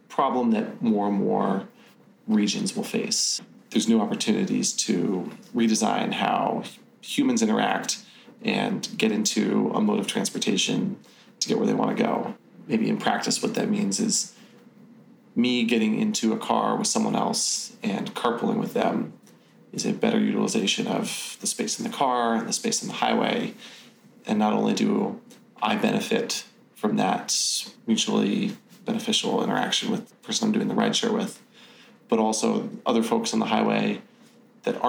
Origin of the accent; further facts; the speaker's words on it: California, United States; Growing up in California